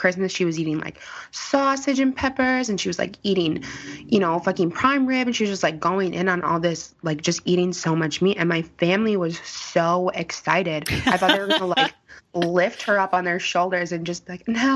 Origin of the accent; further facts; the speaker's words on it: Chicago, Illinois, United States; I'm from the South Side of Chicago